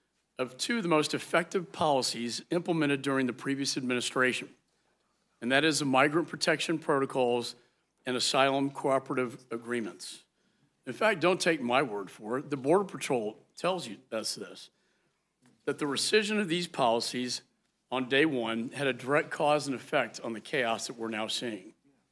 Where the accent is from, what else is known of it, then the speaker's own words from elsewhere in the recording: Texas, United States; my home state of Texas